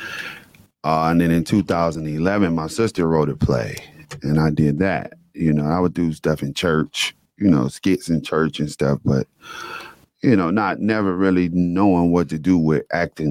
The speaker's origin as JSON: {"language": "English", "town": "Detroit", "region": "Michigan", "country": "United States", "tie": "born or raised there", "said": "I was born and raised in Detroit"}